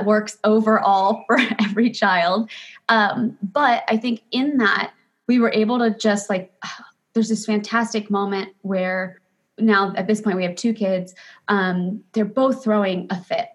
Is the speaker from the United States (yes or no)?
yes; Florida, United States; also born or lived in Los Angeles; now in Maui, United States; I was born in Florida. We lived on a ranch